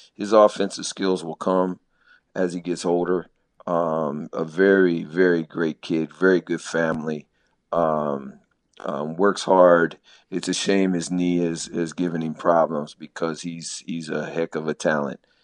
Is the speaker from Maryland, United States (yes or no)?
yes; Maryland, United States; moved away as an adult; also born or lived in Phoenix, Arizona; I'm originally from Maryland, so I'm a transplant out here.